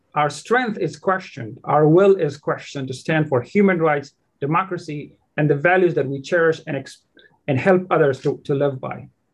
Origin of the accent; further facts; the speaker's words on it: Afghanistan; now in United States; I was born in Afghanistan and a proud Afghan American